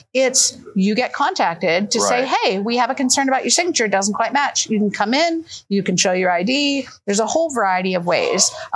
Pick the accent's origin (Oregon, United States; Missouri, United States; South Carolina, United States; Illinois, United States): Oregon, United States; I'm from Oregon